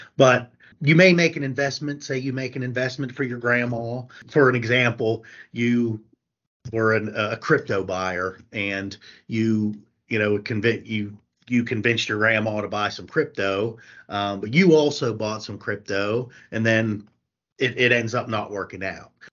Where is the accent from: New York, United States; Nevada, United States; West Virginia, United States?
West Virginia, United States; Morgantown; moved away as an adult; also born or lived in Buckhannon, West Virginia; I'm from Morgantown, so we wanted, decided to come back home